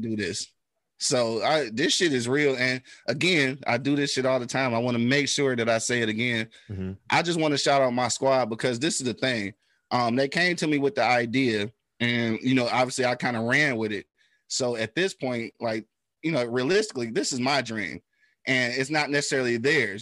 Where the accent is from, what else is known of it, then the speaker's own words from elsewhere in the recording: Detroit, Michigan, United States; I'm from the east side, bro. Like I'm from the 48205